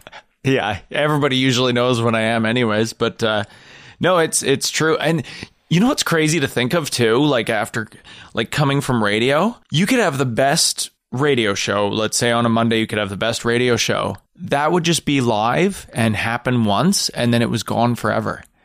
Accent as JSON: {"language": "English", "country": "Canada", "said": "as a Canadian in Canadian comedy"}